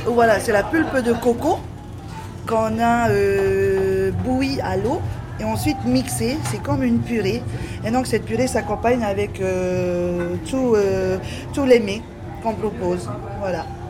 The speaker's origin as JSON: {"language": "French", "region": "Marquesas Islands", "country": "French Polynesia", "said": "je suis de l'archipel des Marquises"}